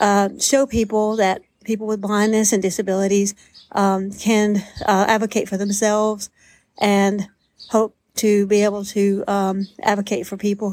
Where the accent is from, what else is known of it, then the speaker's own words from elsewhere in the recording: Georgia, United States; I'm from Georgia